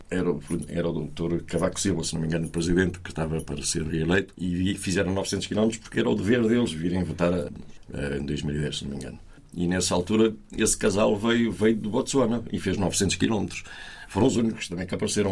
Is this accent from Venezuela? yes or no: no; Portugal; moved away; nós somos portugueses, somos portugueses de primeira, não somos de segunda